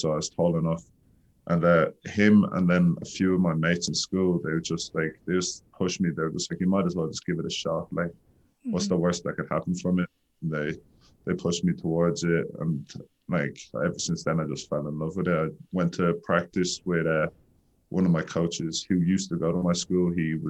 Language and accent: English; Dublin, Leinster, Ireland; moved away as an adult; also born or lived in Wyoming, United States; now in United States; I play basketball at the University of Wyoming. I'm from Dublin, Ireland, and I've been in America for the last 2 years.